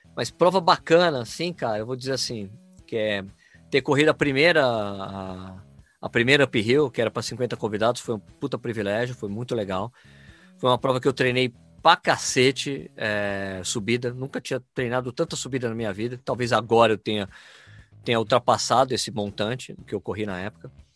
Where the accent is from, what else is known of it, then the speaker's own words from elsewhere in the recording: Brazil; sou brasileiro